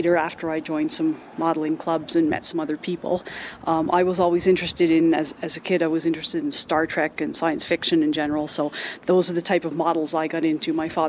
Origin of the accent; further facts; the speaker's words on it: Kitchener, Ontario, Canada; I'm from Kitchener, Ontario, Canada.